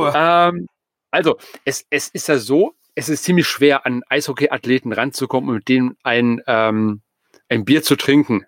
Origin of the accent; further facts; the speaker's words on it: Essen, North Rhine-Westphalia, Germany; mich als Essener